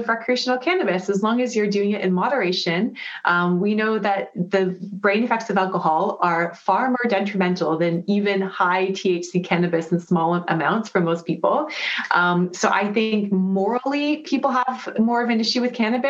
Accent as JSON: {"language": "English", "town": "Vancouver", "region": "British Columbia", "country": "Canada", "moved": "yes", "said": "I'm from Vancouver"}